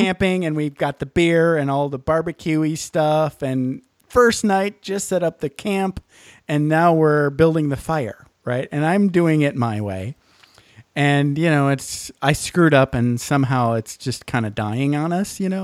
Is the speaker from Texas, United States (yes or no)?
no; Michigan's Upper Peninsula, United States; I grew up in Michigan's Upper Peninsula